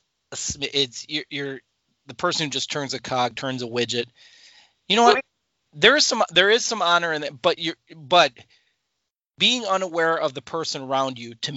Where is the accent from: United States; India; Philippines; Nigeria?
United States; Milwaukee, Wisconsin; moved away as an adult; also born or lived in Minnesota; now in Illinois, United States; I grew up in Wisconsin